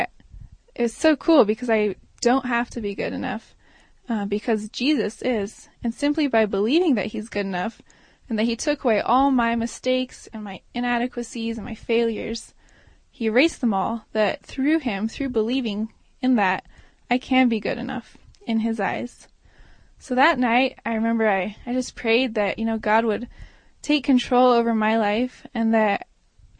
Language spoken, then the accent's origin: English; Maui, Hawaii, United States; moved away as an adult; now in Durango, United States; I grew up on Maui